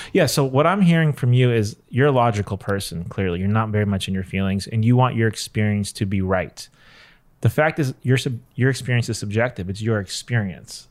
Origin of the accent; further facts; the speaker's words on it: Los Angeles, California, United States; Cliff and I are both born and raised here